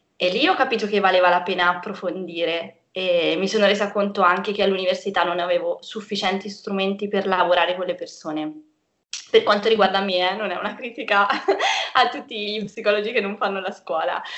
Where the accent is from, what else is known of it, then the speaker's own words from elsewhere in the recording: Perugia, Umbria, Italy; also born or lived in Cagliari, Sardinia; sono nata a Cagliari, ma sono stata adottata da Perugia quando ero piccola, quindi sto qui da tanto tempo.